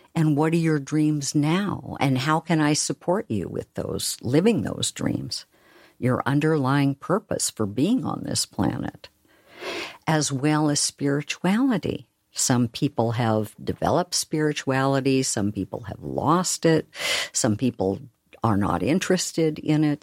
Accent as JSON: {"language": "English", "region": "Oregon", "country": "United States", "said": "I'm from Oregon, where we talk really slowly."}